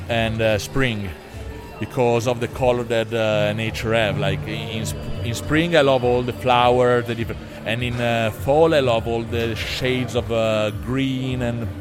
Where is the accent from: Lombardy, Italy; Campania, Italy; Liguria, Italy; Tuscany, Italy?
Lombardy, Italy; north of Milan; English is a second language; moved away as an adult; also born or lived in New York; I grew up in Italy, north of Milan, in the middle of the countryside.